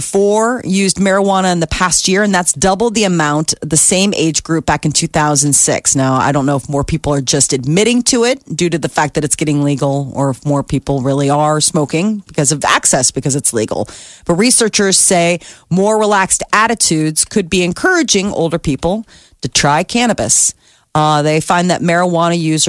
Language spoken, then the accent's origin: English; Omaha, Nebraska, United States; I am in my hometown